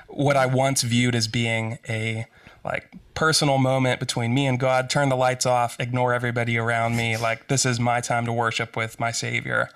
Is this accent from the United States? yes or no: yes; Western Pennsylvania, United States; I grew up in Western Pennsylvania